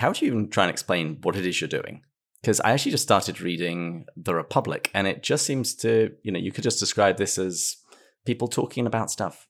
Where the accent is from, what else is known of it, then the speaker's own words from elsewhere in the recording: England, United Kingdom; now in United States; Well, I'm English. You certainly get philosophy in pubs, but that's just about it.